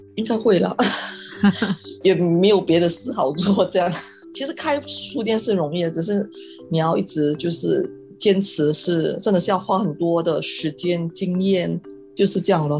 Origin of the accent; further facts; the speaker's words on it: Malaysia; moved away as an adult; now in Singapore; 大概是十二年前，我，我是从马来西亚来新加坡念书